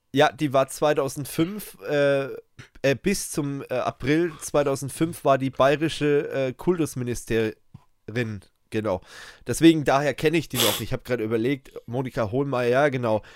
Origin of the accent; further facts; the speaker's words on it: Germany; bei uns in Deutschland